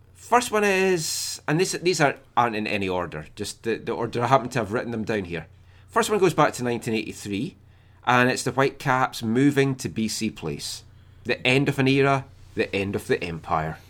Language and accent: English; Scotland, United Kingdom; I'm Scottish